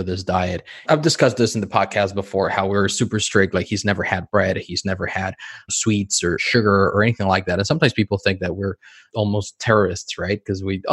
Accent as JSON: {"language": "English", "country": "Mexico", "tie": "born or raised there", "said": "I was born and raised in Mexico and I lived in Mexico my entire life"}